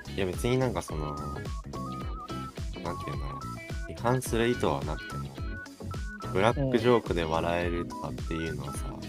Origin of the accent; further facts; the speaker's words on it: Kanto, Japan; 実際俺は生まれも育ちも関東だけど関東人として一括りにされて